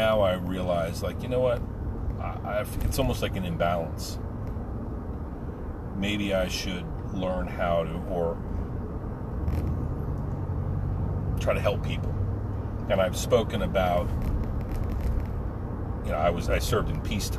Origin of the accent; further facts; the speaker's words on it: United States; I come from America